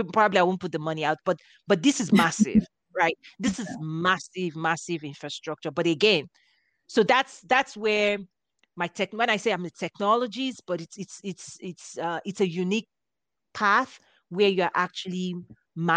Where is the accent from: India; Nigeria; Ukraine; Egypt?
Nigeria; moved away as an adult; now in United States; I was raised in Africa. I had my first degree in Nigeria.